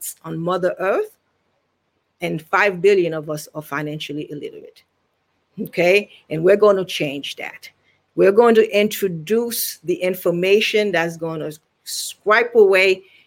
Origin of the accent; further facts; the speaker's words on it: Haiti; now in Virginia, United States; I am originally from Haiti, Haitian Taino